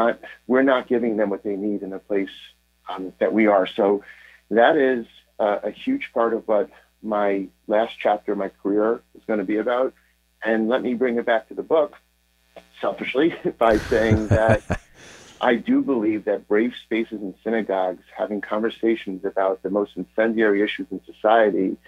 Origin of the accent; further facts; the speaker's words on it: United States; I'm from here, I'm from the United States